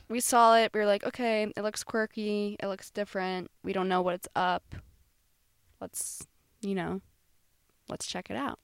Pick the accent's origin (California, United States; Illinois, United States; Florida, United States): Florida, United States; moved away; we're from Florida